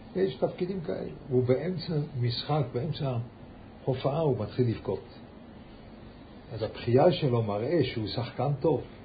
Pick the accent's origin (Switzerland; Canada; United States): Switzerland; Lucerne; born or raised there; moved away